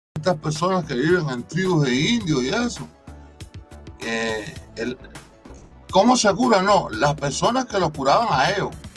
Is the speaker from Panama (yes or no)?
no; Cuba; como decimos cubanos